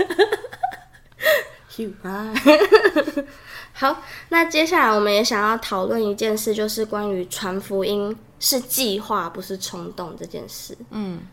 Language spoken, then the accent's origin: Chinese; Germany; now in Taiwan; 然后我是德国人